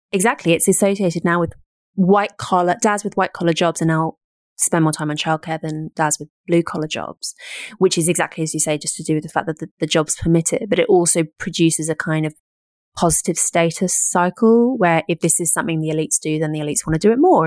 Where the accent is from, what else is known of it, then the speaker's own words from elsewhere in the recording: United Kingdom; being British